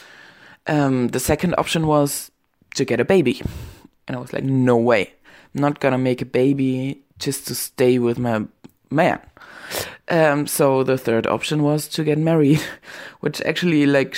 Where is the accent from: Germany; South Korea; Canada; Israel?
Germany; also born or lived in Berlin; I'm from Germany